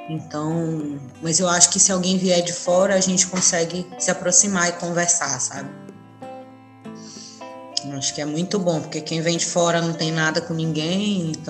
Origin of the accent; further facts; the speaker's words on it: Manaus, Amazonas, Brazil; Eu sou de Manaus, nascida em Manaus